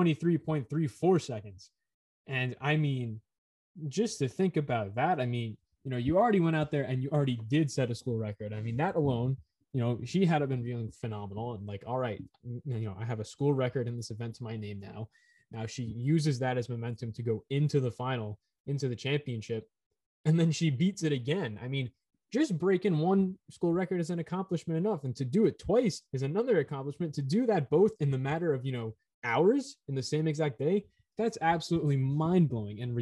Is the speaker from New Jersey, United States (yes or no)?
yes; Middletown, New Jersey, United States; from Middletown, New Jersey. That's my hometown